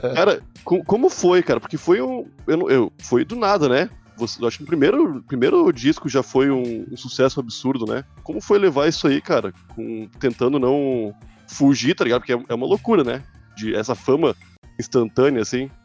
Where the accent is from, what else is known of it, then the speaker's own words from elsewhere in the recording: Porto Alegre, Rio Grande do Sul, Brazil; eu sou de Porto Alegre